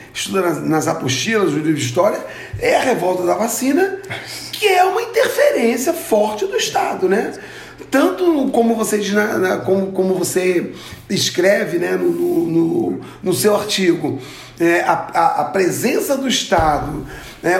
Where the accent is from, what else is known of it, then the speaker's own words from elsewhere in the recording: Duque de Caxias, Rio de Janeiro, Brazil; moved away; eu vim do Rio de Janeiro, né? E morei na Baixada Fluminense minha vida toda, né? No município de Duque de Caxias